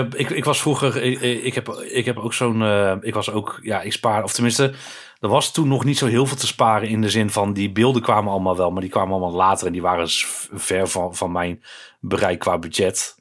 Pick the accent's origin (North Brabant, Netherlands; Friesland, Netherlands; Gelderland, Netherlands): North Brabant, Netherlands; Breda; ik ben opgegroeid in Breda, natuurlijk een, een grotere stad